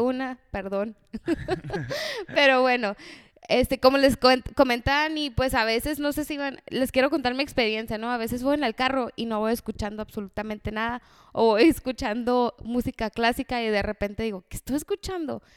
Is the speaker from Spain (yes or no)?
no; Mexico; como buen mexicano